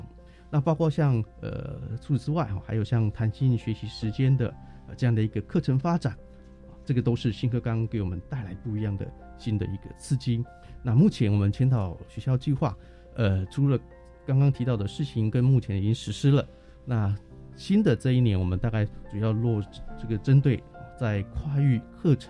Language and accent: Chinese; Chiayi, Chiayi City, Taiwan; 到我们嘉义市的东市场，哦，这个是我们嘉义人的灶咖，去看看我们嘉义人的一个饮食的文化等等，还有我们这个呃像嘉义的特别的餐点